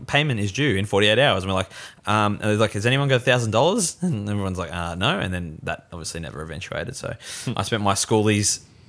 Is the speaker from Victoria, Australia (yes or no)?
yes; Mornington Peninsula, Victoria, Australia; I grew up on the Mornington Peninsula and there's a town called Rye.